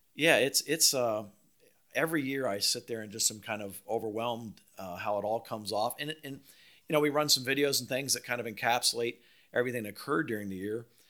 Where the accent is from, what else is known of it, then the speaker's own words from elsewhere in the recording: Palm Beach, Florida, United States; growing up in Palm Beach, I mean, I played a lot of golf with Calcavecchia